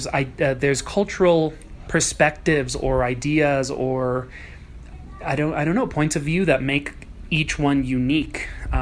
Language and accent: English; Dominican Republic; also born or lived in New York City, United States; I grew up quite nomadic. I'm born in New York City, but I grew up in Dominican Republic. I spent 14 years of my life there. I don't really identify as Dominican because neither of my parents are Dominican.